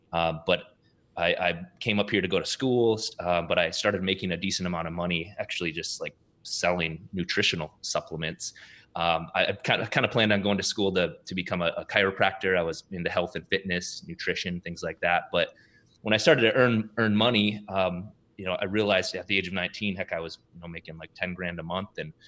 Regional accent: South Dakota, United States; now in Minneapolis, United States; I was born and raised though in South Dakota, small town in South Dakota.

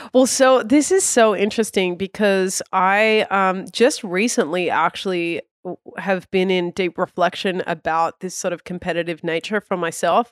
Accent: Australia; moved away; I was born in Australia

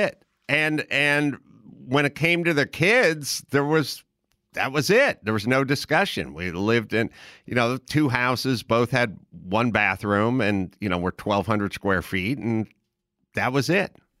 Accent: Los Angeles, California, United States; also born or lived in Wisconsin; I was basically born in Los Angeles

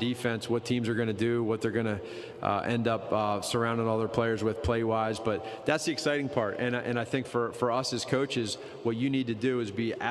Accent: Pennsylvania, United States; moved away; Mike Pettine and I go back to, we're both from Pennsylvania

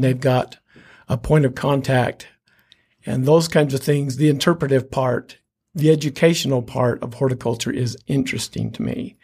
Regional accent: Wasatch Front, Utah, United States; also born or lived in Ephraim, Utah; I grew up along the Wasatch Front

